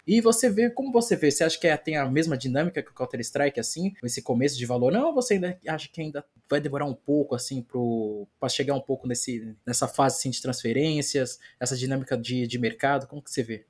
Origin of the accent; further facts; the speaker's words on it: Brazil; eu como brasileiro falo